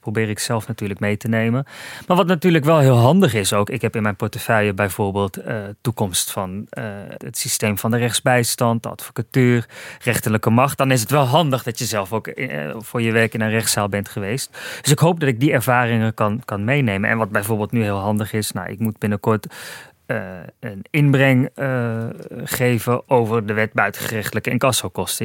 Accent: Almere, Flevoland, Netherlands; Ik kom uit Almere

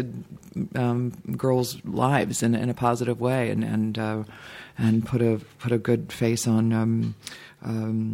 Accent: Dayton, Ohio, United States; moved away; also born or lived in Boston / Cincinnati; I was born in Boston, but grew up in Ohio, but I always just say I'm from Dayton

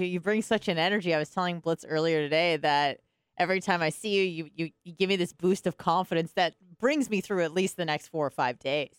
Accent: California, United States; moved away; I'm from California

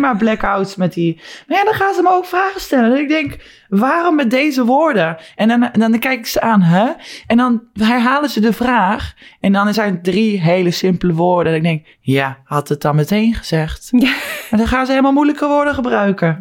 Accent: Netherlands; moved away

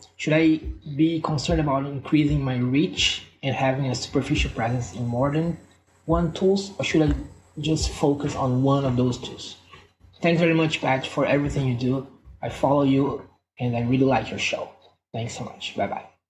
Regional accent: Brazil; moved away as an adult; now in Belgium; I'm from Brazil and I currently live in Belgium and an expat here in Belgium

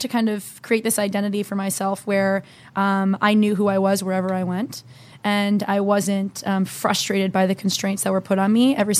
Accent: New Jersey, United States; So I grew up in New Jersey, moved 3 times growing up.

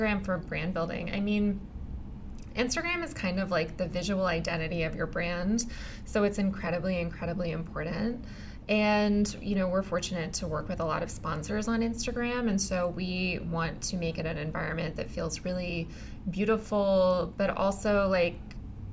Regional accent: Texas, United States; I'm also from Texas

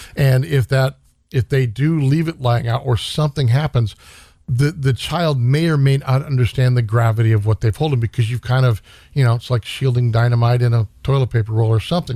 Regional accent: Stockton, California, United States; now in Sacramento, United States; I grew up in Stockton

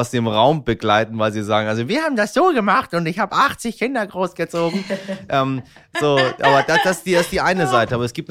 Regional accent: Iran; ich komme aus einer, bin Iraner, so.

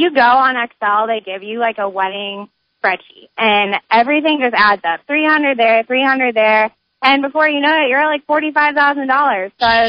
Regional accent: Omaha, Nebraska, United States; I'm from Omaha

